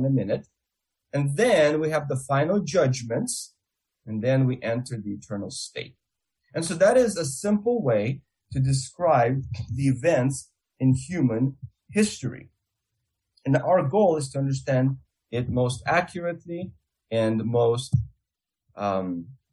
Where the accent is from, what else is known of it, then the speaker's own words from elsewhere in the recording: Russia; accent: Russian; my Russian accent